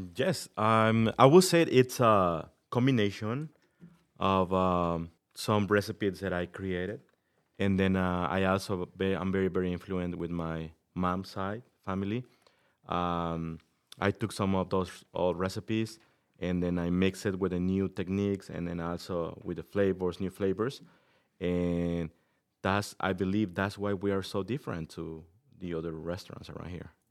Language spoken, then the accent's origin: English; Mexico City, Mexico; moved away as an adult; also born or lived in Massachusetts / Connecticut; now in Sycamore, United States; I'm from Mexico City. I grew up over there.